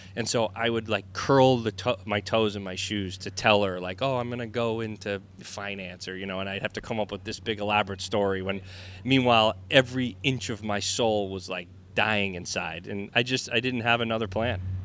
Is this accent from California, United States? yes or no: no; Vermont, United States; moved away as an adult; also born or lived in Boston, Massachusetts / New England; now in Florida, United States; growing up in Vermont and and then later in, in Boston